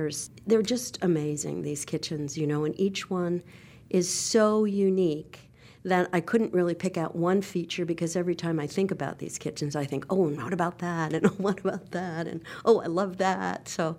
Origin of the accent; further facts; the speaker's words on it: New York, United States; moved away as an adult; now in Charlotte, United States; I grew up in New York at the Leonard Bernstein concerts for children.